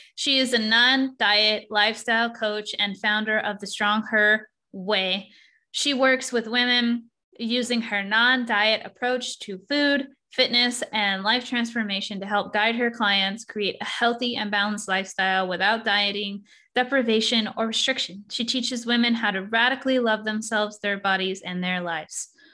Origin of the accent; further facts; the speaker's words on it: Texas, United States; I'm from Texas, so I say y'all sometimes